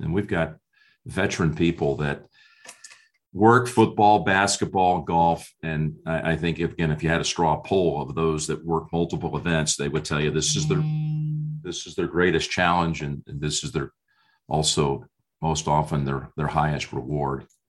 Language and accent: English; New Jersey, United States; a young kid growing up in New Jersey.